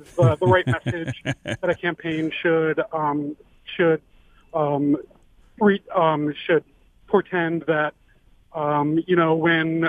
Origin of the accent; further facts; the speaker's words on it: Detroit, Michigan, United States; growing up in Detroit, Motown